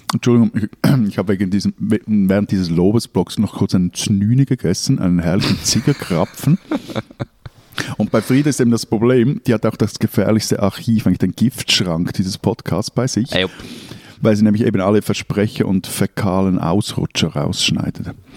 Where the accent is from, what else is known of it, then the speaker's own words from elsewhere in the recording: Zurich, Switzerland; als Zürcher